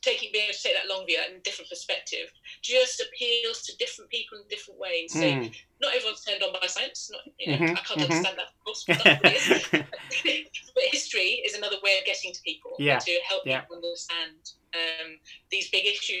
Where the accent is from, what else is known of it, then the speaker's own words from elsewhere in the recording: Nottinghamshire, East Midlands, United Kingdom; also born or lived in Hastings, East Sussex; we moved up to Woodlands, up to Nottinghamshire.